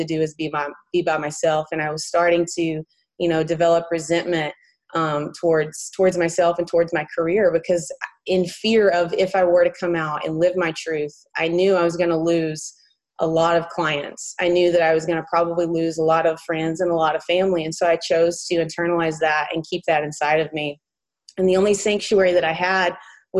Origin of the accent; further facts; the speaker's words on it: Morris, Alabama, United States; moved away as an adult; now in Huntington Beach, United States; I'm actually born and raised in a very small town called Morris, Alabama